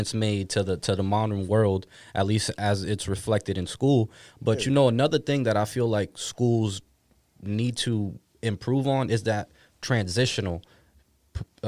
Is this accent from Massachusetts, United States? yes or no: yes; Boston, Massachusetts, United States; growing up in Boston